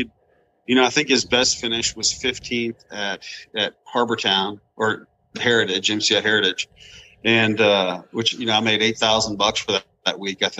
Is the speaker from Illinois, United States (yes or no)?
no; Amarillo, Texas, United States; moved away as an adult; also born or lived in Oregon; I grew up in Amarillo, Texas, and actually just recently moved back here about 7 months ago. I've always wanted to come back. You know, I lived out in Oregon for 20 years, but always wanted to come back home.